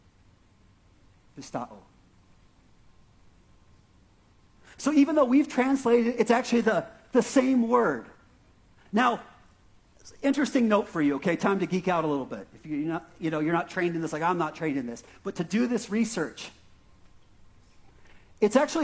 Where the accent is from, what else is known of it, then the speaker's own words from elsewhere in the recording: Prescott Valley, Arizona, United States; accent: Prescott Valley; my Prescott Valley accent